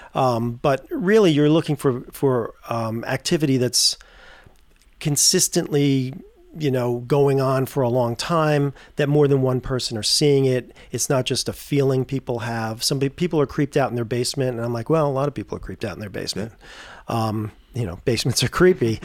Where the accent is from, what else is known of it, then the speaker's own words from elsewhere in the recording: Tarrytown, New York, United States; I grew up in Tarrytown, New York